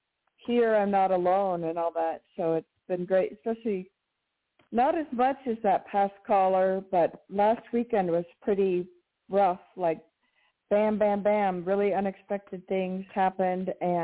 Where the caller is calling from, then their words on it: New Mexico, United States; in New Mexico.